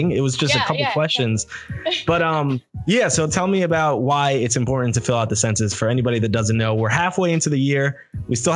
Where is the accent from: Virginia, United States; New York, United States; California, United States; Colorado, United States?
New York, United States; I'm from New York